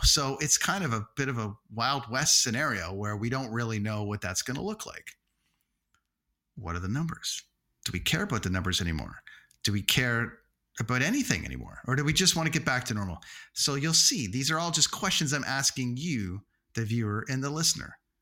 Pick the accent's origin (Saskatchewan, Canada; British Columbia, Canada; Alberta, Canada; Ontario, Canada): Ontario, Canada; Toronto; in Toronto for two nights during the Toronto Film Festival in my hometown